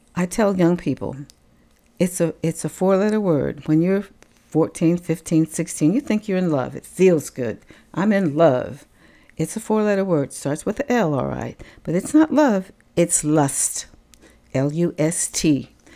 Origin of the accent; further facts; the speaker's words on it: Tampa, Florida, United States; I was born in November of nineteen thirty-nine in Tampa, Florida